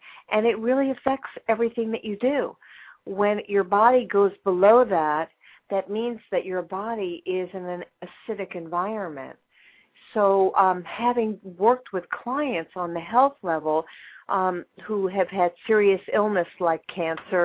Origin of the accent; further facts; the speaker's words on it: New York, United States; I'm a New Yorker